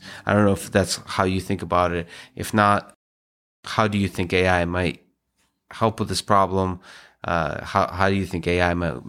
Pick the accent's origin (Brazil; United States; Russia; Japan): Russia; English is a second language; I grew up in the Soviet Union.